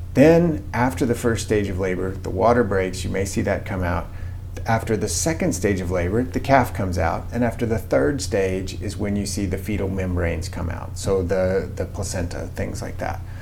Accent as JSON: {"language": "English", "region": "Missouri", "country": "United States", "tie": "born or raised there", "also_born_or_lived": "Mississippi", "moved": "as an adult", "lives_now": "Kansas, United States", "said": "I actually grew up in Missouri around cattle"}